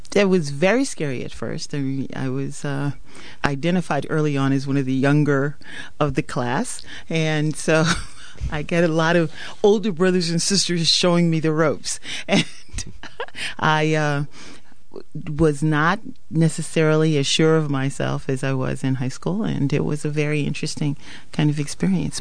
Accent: Hartford, Connecticut, United States; also born or lived in Wiesbaden, Germany; I grew up primarily in Hartford, Connecticut

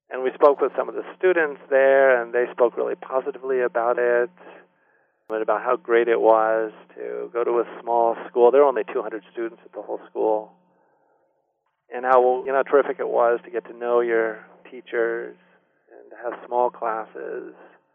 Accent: Wisconsin, United States; born there; also born or lived in California / Maryland / Germany / Delaware; Even though I was born in Wisconsin, we were moving almost every year. I lived in California and Maryland and Germany for 3 years, and then finally back in the States in Delaware.

